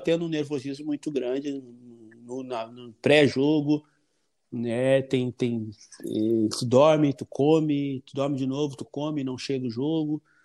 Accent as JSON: {"language": "Portuguese", "town": "Porto Alegre", "region": "Rio Grande do Sul", "country": "Brazil", "tie": "born or raised there"}